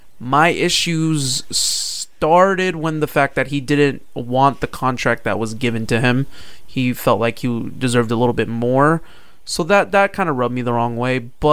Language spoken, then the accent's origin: English; Missouri City, Texas, United States; We're from Mo, but for some reason, that doesn't tug at my heartstrings.